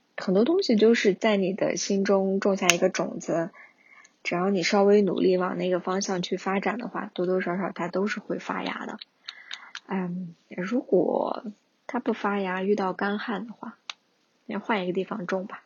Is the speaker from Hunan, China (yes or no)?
no; Kashgar, Xinjiang, China; now in Beijing, China; 我家乡喀什那边的生活